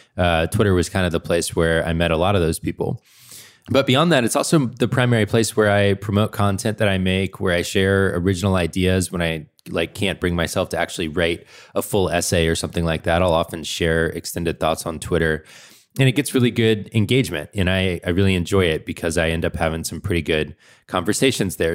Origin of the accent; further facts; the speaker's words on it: Atlanta, Georgia, United States; I grew up in Atlanta.